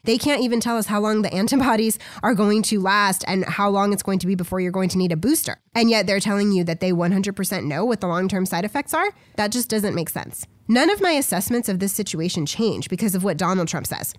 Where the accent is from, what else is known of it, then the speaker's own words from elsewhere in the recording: United States; an average American citizen